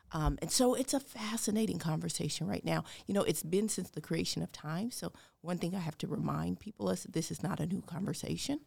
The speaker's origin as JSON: {"language": "English", "town": "Denver", "region": "Colorado", "country": "United States", "also_born_or_lived": "Ames, Iowa", "moved": "yes", "lives_now": "West Des Moines, United States", "said": "I'm from Denver, Colorado."}